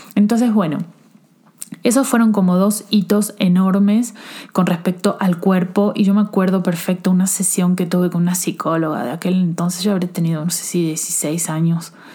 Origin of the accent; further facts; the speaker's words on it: Argentina; now in Mexico; soy argentina